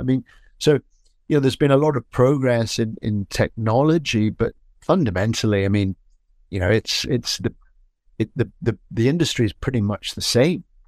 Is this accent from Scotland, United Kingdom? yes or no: yes; Edinburgh, Scotland, United Kingdom; I grew up in Scotland